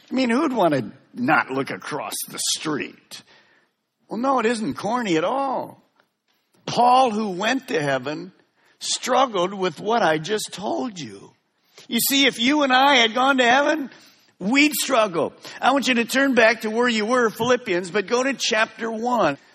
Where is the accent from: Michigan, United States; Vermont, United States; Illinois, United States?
Michigan, United States; Detroit; also born or lived in Merritt Island, Florida; now in West Melbourne, United States; Linda and I were raised in the Detroit area